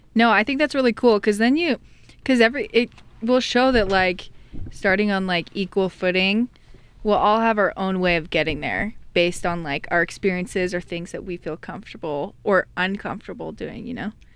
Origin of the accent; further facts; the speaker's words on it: island off the coast of Vancouver, British Columbia, Canada; I'm from Canada, from Vancouver, the western part of Canada.